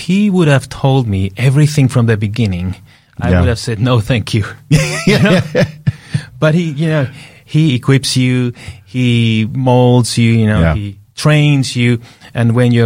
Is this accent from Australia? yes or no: no; Peru; moved away; I was born in Peru, in South America